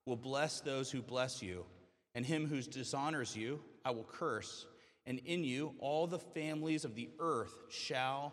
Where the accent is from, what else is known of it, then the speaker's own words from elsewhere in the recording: Western North Carolina, United States; I'm from Western North Carolina, near the mountain roads